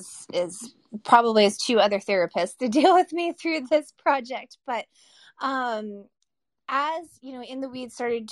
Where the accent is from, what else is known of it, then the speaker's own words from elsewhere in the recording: Massachusetts, United States; And I moved back to my hometown in coastal Massachusetts